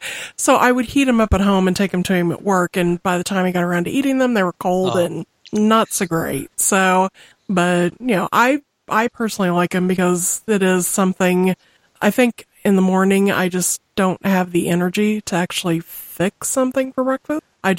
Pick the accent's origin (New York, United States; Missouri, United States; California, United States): Missouri, United States; I'm from Missouri, you have to excuse me.